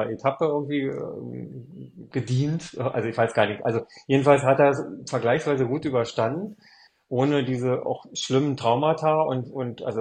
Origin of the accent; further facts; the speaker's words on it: Spandau, Berlin, Germany; born there; wohne ich wieder da, wo ich geboren bin, in, in dem Stadtteil oder der Stadt ähm, Spandau